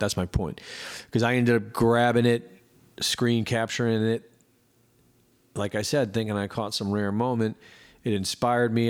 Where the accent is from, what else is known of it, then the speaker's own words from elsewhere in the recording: Cleveland, Ohio, United States; moved away as an adult; I grew up in Cleveland, Ohio, from, like, you know, two years old up until in my twenties